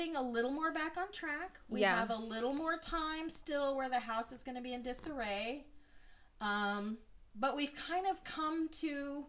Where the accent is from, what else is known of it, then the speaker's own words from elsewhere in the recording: Roswell, New Mexico, United States; moved away; you know we are both from Roswell, New Mexico.